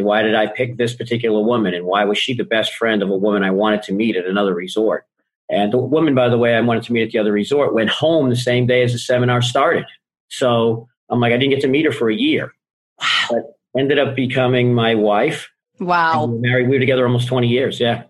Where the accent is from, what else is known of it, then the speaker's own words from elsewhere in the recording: Boston, Massachusetts, United States; I grew up in Boston